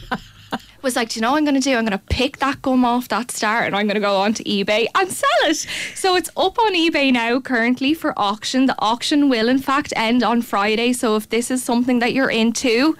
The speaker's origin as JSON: {"language": "English", "country": "Ireland", "said": "as Irish people, we only know to make fun of each other"}